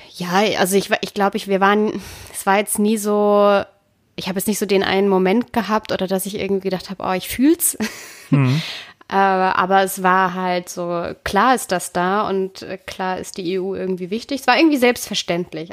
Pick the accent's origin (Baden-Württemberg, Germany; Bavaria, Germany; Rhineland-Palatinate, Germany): Baden-Württemberg, Germany; Konstanz; ich bin ja in der Nähe der Schweizer Grenze groß geworden